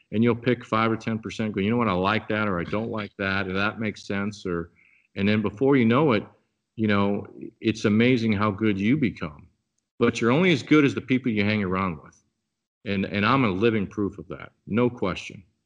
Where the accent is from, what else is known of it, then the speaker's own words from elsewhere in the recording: Papillion, Nebraska, United States; moved away as an adult; now in Wisconsin, United States; born and raised in Papillion, Nebraska, which is a suburb of just outside of, uh, of Omaha